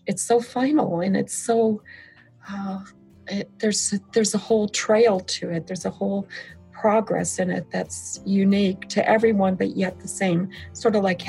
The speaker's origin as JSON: {"language": "English", "town": "Flint", "region": "Michigan", "country": "United States", "tie": "born or raised there", "moved": "yes", "lives_now": "California, United States", "said": "I was born in Flint, Michigan, and then here we are in California"}